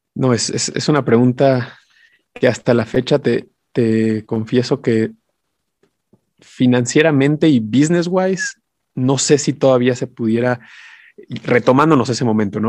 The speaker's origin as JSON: {"language": "Spanish", "country": "Mexico", "said": "como mexicanos"}